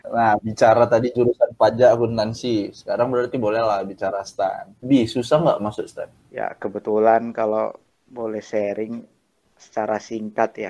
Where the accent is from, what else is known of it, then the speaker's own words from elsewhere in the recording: Medan, North Sumatra, Indonesia; Aku kan ini dari Medan.